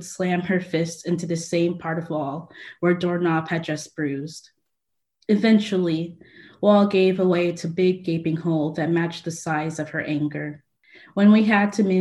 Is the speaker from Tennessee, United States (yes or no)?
yes; Franklin, Tennessee, United States; growing up in Tennessee, it's basically the main thing that we learned. And especially since I grew up in Franklin